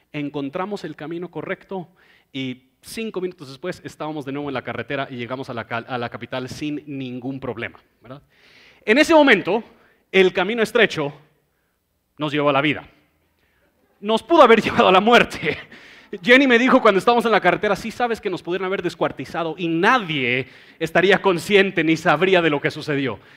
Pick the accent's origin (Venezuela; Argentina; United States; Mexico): United States; Spanish is a second language; yo como buen gringo orgulloso, prepotente